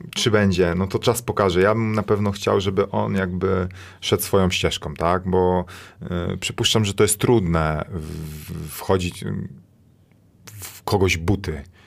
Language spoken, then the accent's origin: Polish; Toruń, Kuyavian-Pomeranian Voivodeship, Poland; moved away; zanim wyjechałem z Torunia